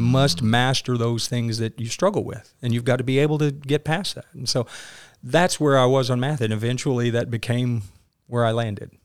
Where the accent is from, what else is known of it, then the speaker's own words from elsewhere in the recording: Maynard, Arkansas, United States; I grew up in a, in a little bitty town, Maynard, Arkansas